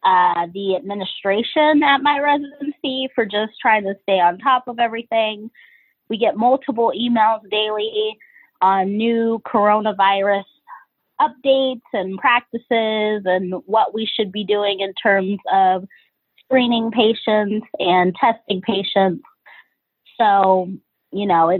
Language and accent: English; Georgia, United States; also born or lived in Cleveland, Ohio; now in Philadelphia, United States; I'm originally from Georgia